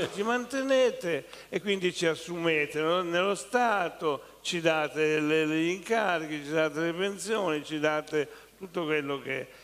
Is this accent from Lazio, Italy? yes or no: no; Siena, Tuscany, Italy; now in Milan, Italy; da toscano io vi dico che non sopporto i fiorentini, io sono senese